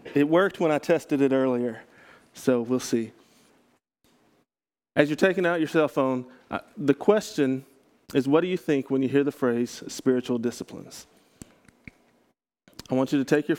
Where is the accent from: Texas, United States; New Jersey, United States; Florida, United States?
Texas, United States; I grew up in Texas